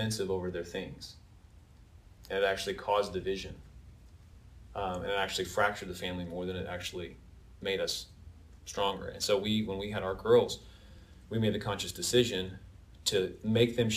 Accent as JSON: {"language": "English", "town": "Verdigris", "region": "Oklahoma", "country": "United States", "tie": "born or raised there", "said": "when I was about 8 or so, my folks, we moved from Verdigris to the country my dad bought like 40 acres of like pasture land"}